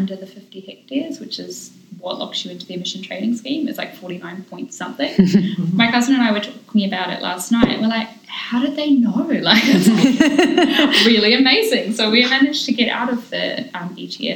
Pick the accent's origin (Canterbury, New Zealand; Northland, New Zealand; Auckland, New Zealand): Northland, New Zealand; Pihiawari; I am from Pihiawari